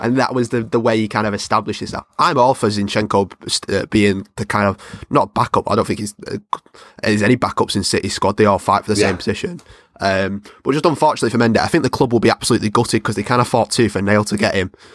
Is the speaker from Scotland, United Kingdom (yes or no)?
no; Salford, North West England, United Kingdom; I'm from Salford, it's predominantly red area